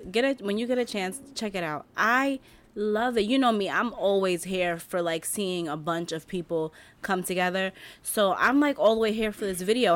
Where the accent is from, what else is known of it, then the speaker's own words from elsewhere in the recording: New York, United States; I'm a New Yorker